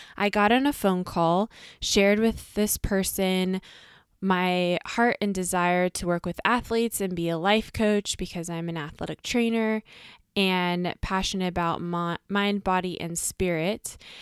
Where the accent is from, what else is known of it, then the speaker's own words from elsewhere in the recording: United States; us as the American girls